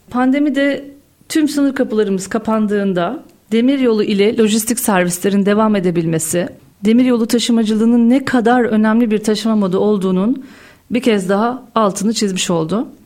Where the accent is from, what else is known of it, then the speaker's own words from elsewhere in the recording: Karahallı, Uşak Province, Turkey; bin dokuz yüz yetmiş sekiz Uşak Karahalı doğumluyum